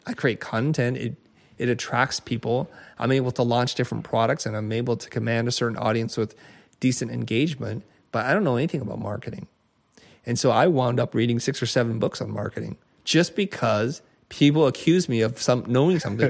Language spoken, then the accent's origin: English; United States; I grew up in America in a time in which diversity was not so, so big nor important